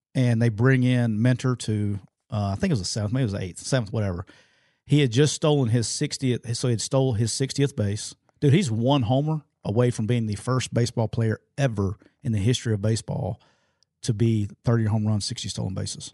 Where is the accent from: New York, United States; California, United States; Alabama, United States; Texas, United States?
Alabama, United States; Jacksonville; I'm rocking my hometown my hometown Jacksonville State Gamecocks